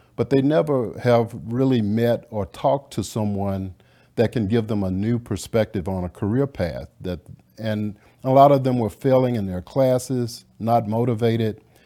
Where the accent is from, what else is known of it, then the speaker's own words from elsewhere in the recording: Louisiana, United States; now in Dallas, United States; I grew up in Louisiana.